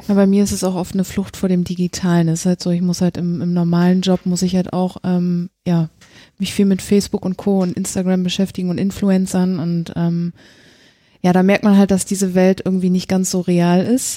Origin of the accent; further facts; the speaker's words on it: East Germany, Germany; Ich komme aus dem Osten